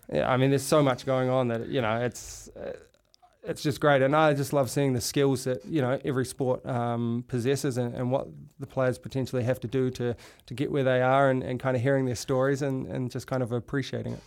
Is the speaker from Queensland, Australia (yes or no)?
no; North Shore, New South Wales, Australia; moved away as an adult; also born or lived in Europe; I grew up on the North Shore